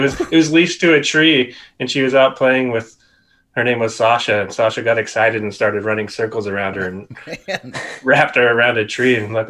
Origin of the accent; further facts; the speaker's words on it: Seattle area, Washington, United States; I'm from the Seattle area, just north of Seattle.